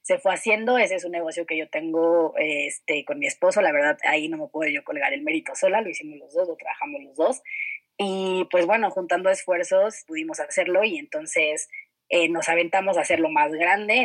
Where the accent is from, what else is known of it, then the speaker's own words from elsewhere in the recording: Mexico City, Mexico; moved away as an adult; Yo pues nací y crecí en la Ciudad de México